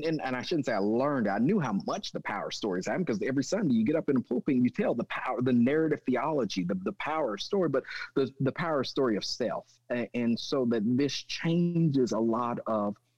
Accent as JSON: {"language": "English", "town": "Jones", "region": "Oklahoma", "country": "United States", "tie": "born or raised there", "also_born_or_lived": "Michigan", "said": "I grew up in Jones, Oklahoma"}